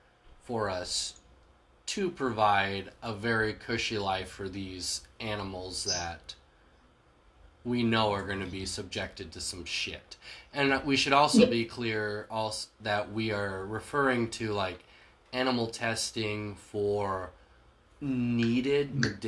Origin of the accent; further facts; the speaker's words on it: Australia; I'm from Australia.